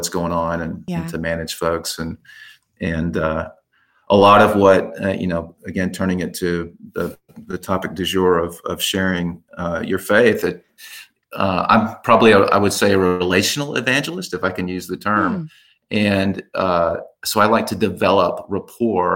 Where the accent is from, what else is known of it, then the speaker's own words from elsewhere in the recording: Dallas, Texas, United States; I grew up in Dallas. I still live in Dallas